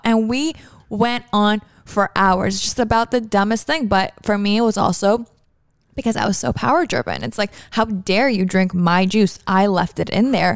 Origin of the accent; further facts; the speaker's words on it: Toronto, Ontario, Canada; moved away as an adult; now in Miami, United States; I'm from Toronto